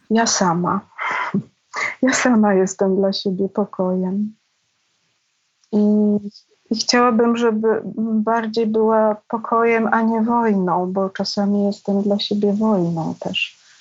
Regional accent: Pabianice, Łódź Voivodeship, Poland; moved away as an adult; Nie mieliśmy łazienki, to było w Pabianicach, w kamienicy starej

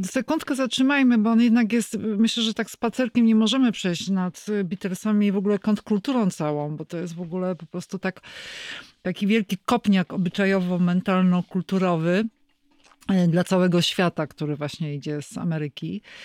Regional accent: Kraków, Lesser Poland, Poland; jako krakowianka

